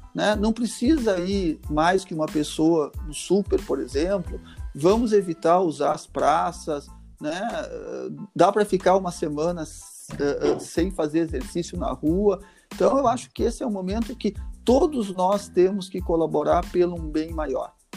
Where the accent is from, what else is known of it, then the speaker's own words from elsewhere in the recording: Gaúcho, Rio Grande do Sul, Brazil; nós, como gaúcho